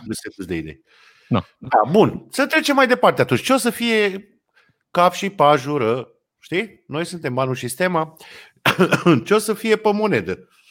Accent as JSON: {"language": "Romanian", "town": "Brăila", "region": "Brăila County", "country": "Romania", "said": "Mândria de brăilean"}